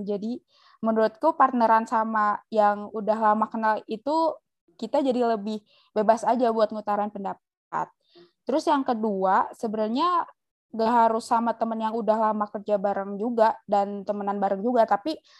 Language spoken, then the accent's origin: Indonesian; Java, Indonesia; kita dari Jawa